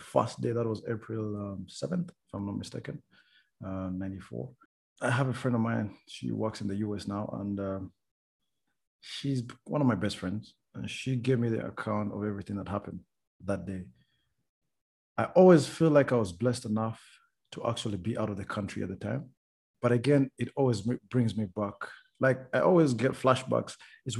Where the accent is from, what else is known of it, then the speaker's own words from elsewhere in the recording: Rwanda; moved away; also born or lived in Uganda; I'm from Rwanda